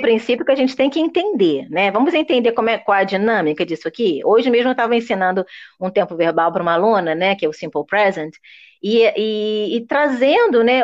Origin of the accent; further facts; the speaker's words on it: Brazil; first language Portuguese; eu sou uma brasileira que falo inglês